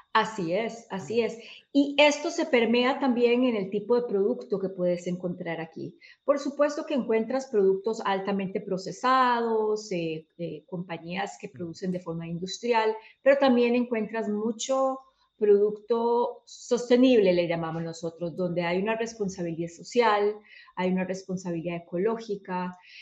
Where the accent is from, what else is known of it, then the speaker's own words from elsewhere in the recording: Costa Rica; soy de Costa Rica